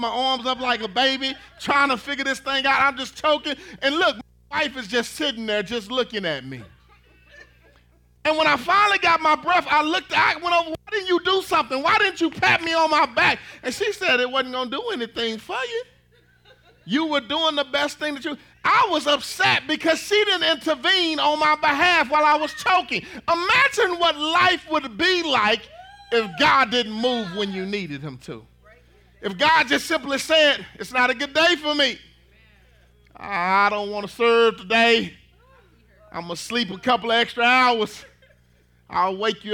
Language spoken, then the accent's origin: English; Dallas, Texas, United States; moved away as an adult; now in Red Oak, United States; I'm from Dallas, Texas